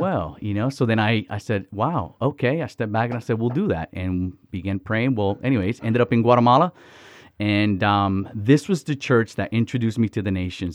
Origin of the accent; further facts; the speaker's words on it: Miami, Florida, United States; also born or lived in Dominican Republic; So I was born in Dominican Republic and raised in Miami, Florida.